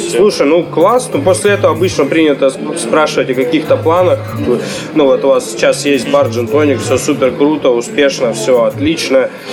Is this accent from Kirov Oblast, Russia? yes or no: no; Yakutia, Sakha Republic, Russia; now in Novosibirsk, Russia; я из Якутии